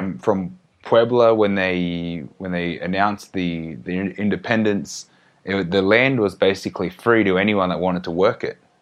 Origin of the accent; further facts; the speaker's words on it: Australia; growing up in Australia